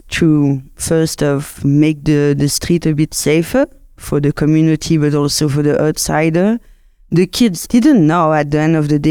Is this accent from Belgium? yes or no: yes; Brussels, Brussels-Capital Region, Belgium; English is a second language; now in Cape Town, South Africa; As you can hear, I'm originally from Belgium, from the French side, from Brussels.